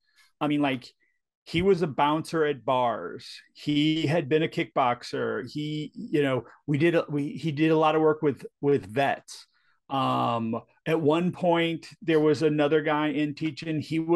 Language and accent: English; St. Louis, Missouri, United States; moved away; So I grew up in St. Louis, Missouri.